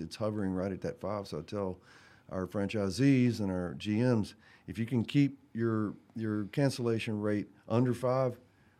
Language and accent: English; Mississippi, United States; I grew up in Mississippi